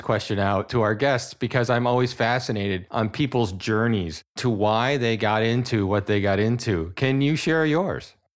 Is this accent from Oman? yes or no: no; New England, United States; someone who's born and raised in New England